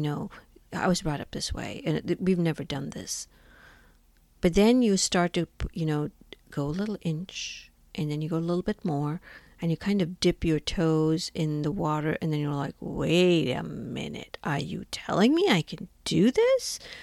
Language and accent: English; India; moved away as an adult; now in United States; I was born and brought up in India and moved to the United States when I was twenty years old